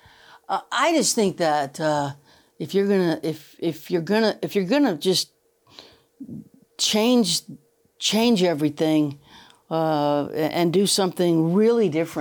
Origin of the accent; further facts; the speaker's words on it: the South, United States; I'm not I'm a Southern woman.